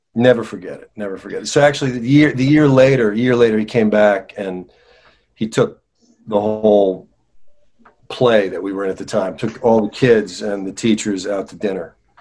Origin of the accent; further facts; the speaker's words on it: northern New Jersey, United States; I grew up in New Jersey. I grew up in New Jersey, northern New oh, Jersey.